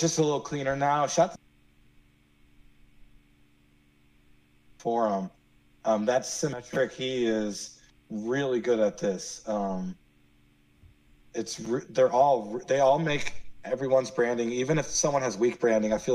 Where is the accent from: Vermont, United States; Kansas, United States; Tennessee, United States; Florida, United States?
Florida, United States; Miami; I'm from Miami